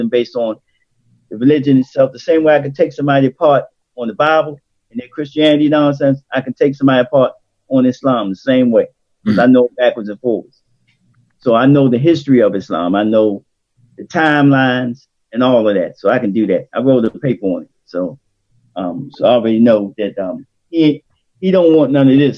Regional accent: Baltimore, Maryland, United States; I grew up in Somerset Projects in East Baltimore

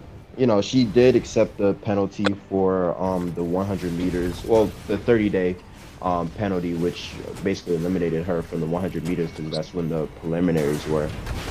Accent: Newark, New Jersey, United States; we are from North New Jersey, you feel me? The brick city.

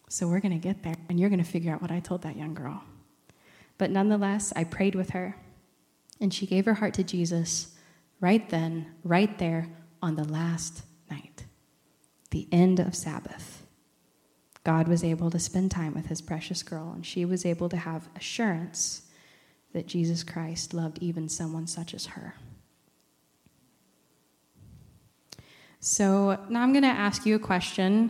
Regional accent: Iowa-Missouri Conference, Iowa and Missouri, United States; moved away; I come from the Iowa Missouri Conference, so Camp Heritage is my safe place.

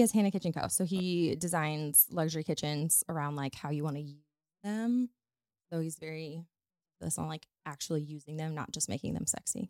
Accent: Northwest Missouri, United States; moved away as an adult; also born or lived in Dallas / New Orleans / Florida; now in St. Louis, United States; I'm from Northwest Missouri. I grew up on a farm

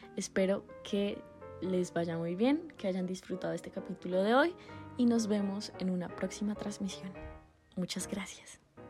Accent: Colombia; Como colombianos

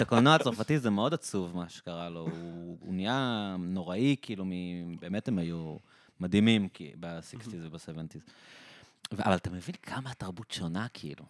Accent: Israel; אנחנו ישראלים

